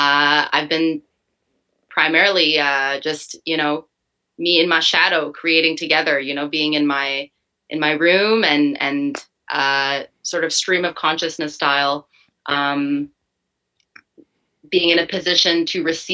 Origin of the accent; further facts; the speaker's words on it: Ottawa, Ontario, Canada; now in Montreal, Canada; I've been living here for a few years now. I'm originally from Ottawa.